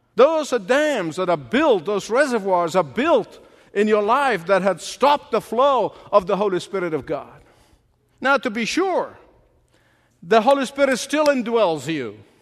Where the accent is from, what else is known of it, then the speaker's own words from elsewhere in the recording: Egypt; moved away as an adult; The first 19 years of my life was spent growing up in Egypt.